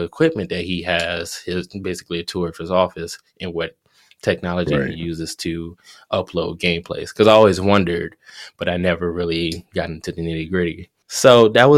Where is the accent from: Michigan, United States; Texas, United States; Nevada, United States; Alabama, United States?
Michigan, United States; Detroit; Detroit, which is where I'm from